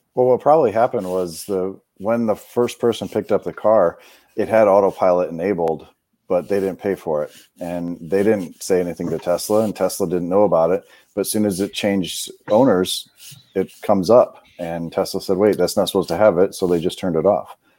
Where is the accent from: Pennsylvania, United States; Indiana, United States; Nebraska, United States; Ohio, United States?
Ohio, United States; Cleveland; moved away as an adult; now in North Carolina, United States; I grew up in Cleveland, Ohio, so I'm used to the cold